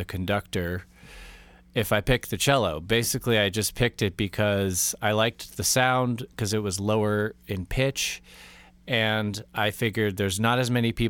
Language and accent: English; Los Altos, California, United States; where I grew up in Los Altos